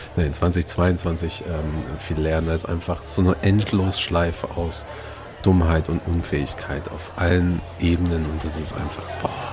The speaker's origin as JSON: {"language": "German", "town": "Gelsenkirchen", "region": "North Rhine-Westphalia", "country": "Germany", "tie": "born or raised there", "said": "Meine Heimatstadt"}